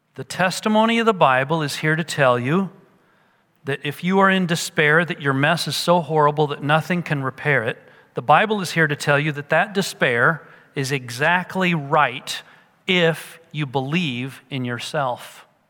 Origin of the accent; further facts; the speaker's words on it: United States